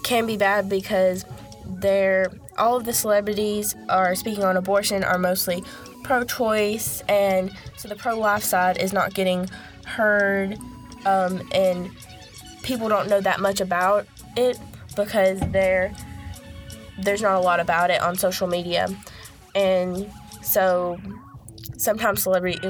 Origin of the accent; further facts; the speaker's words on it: Alabama, United States; I'm from Alabama.